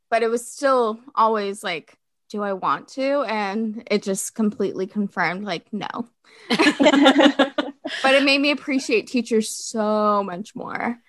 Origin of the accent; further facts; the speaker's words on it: Fort Worth, Texas, United States; also born or lived in France; I'm from Fort Worth, Texas. I currently live back in Fort Worth, Texas